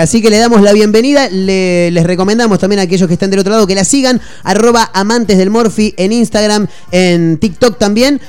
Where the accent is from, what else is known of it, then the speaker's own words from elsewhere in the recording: Mar del Plata, Buenos Aires Province, Argentina; Mar del Plata, nosotros somos de acá, conocemos mucho